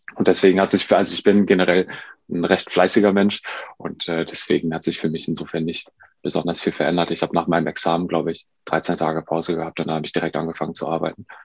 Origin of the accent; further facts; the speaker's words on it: Duisburg, North Rhine-Westphalia, Germany; moved away as an adult; also born or lived in Lübeck; ich komme ja aus Duisburg und äh, wollte dann aber auch nach dem Abi hier weg